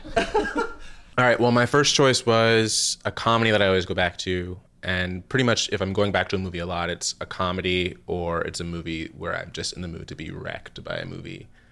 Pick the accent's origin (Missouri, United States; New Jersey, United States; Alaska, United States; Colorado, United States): New Jersey, United States; I'm from New Jersey